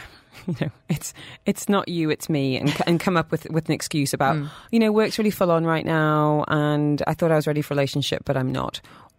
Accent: United Kingdom; I'm very British and would rather die.

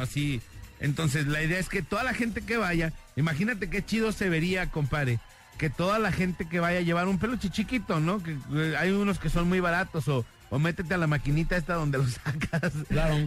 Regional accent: Guadalajara, Jalisco, Mexico; todos somos jaliscienses, tapatíos

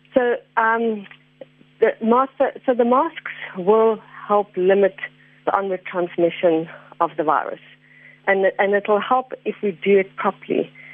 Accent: South Africa; as South African citizens

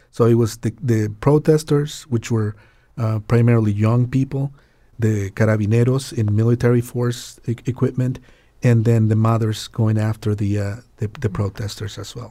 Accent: Santiago, Santiago Metropolitan Region, Chile; now in Connecticut, United States; I was raised in Chile during the, uh, Pinochet regime

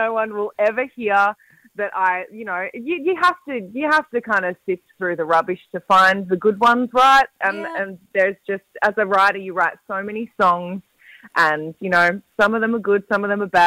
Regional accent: Gold Coast, Queensland, Australia; My hometown

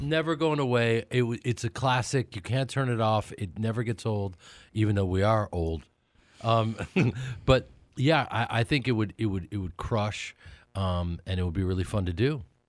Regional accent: Chicago, Illinois, United States; now in Los Angeles, United States; I grew up in Chicago, and I spent all of my summers at Alcart Lake, Wisconsin

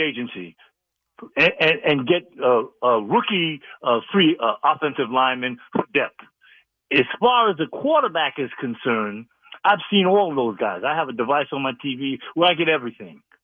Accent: New York, United States; also born or lived in Northern California; now in Sacramento, United States; I'm a New Yorker, of a expatriate. I grew up in New York in the fifties

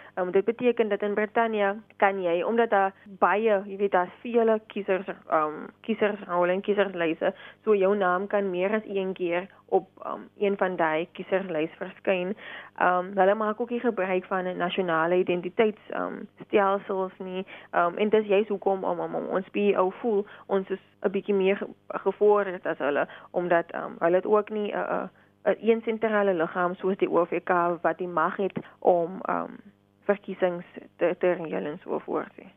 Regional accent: South Africa; ons as Suid-Afrikaners

